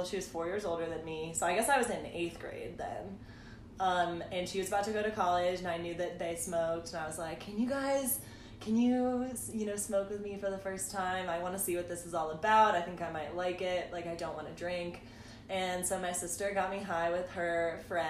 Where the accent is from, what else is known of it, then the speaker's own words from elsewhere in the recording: St. Louis, Missouri, United States; also born or lived in Indiana; I'm from St. Louis, Missouri.